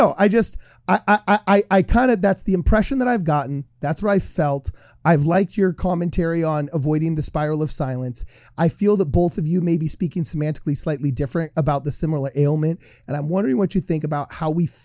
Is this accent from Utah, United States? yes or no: yes; Utah, United States; now in California, United States; I have more friends from my graduating class in the ward I grew up in high school in Utah right now than I do in my hometown